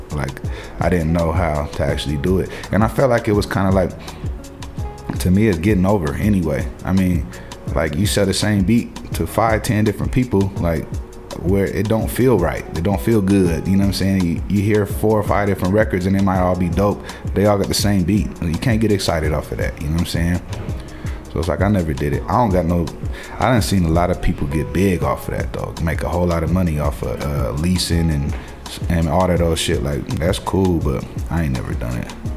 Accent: Portland, United States; moved away; I go to my hometown

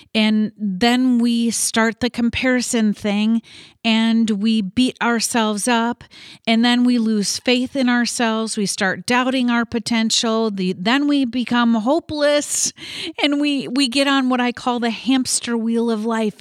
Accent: Midwest, United States; I was born and raised in the Midwest

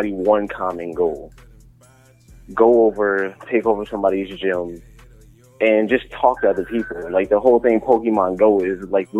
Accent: Essex County, New Jersey, United States; I grew up in Essex County, so, like, in North Irvington, East Orange area

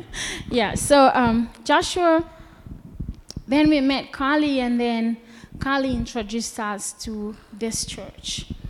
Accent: Cape Town, Western Cape, South Africa; now in United States; And we come from Cape Town. Cape Town is beautiful. And we come from a decent place

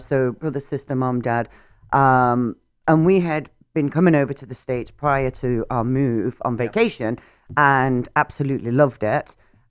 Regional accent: Nottingham, East Midlands, United Kingdom; moved away as an adult; also born or lived in Florida; now in Canada; born and raised in Nottingham, England. So Nottingham, England. So a little town in England. Well, city. So Robin Hood and his Merry Men. That's yes. Where I'm from. Maid Marian. born and raised there.

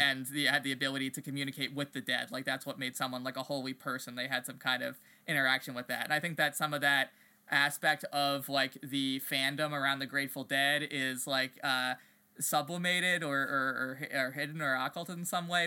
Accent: East Coast, United States; I grew up on the East Coast

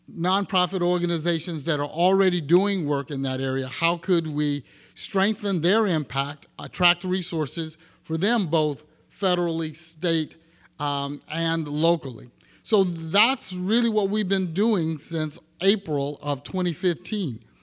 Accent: Texas, United States; now in Sacramento, United States; I'm from Texas, and my grandparents, uh, had a small farm

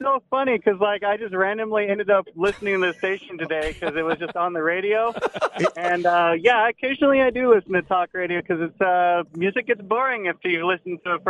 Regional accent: Houston, Texas, United States; moved away; Originally Houston, Texas.

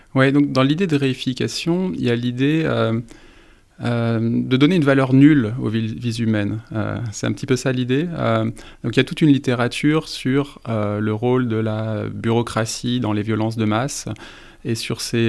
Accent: France; en tant que Français

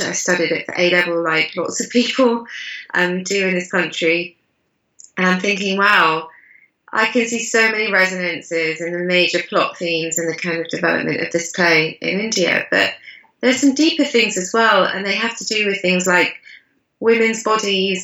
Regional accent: United Kingdom; my own background as a British Asian writer who grew up learning Shakespeare

